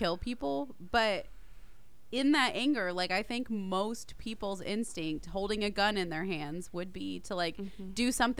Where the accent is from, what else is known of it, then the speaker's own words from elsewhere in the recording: Tennessee, United States; we're from Tennessee